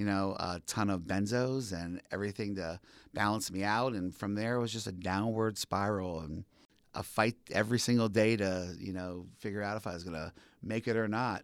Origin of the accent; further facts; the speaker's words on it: Allentown, Pennsylvania, United States; now in Philadelphia, United States; born and raised in the Allentown area.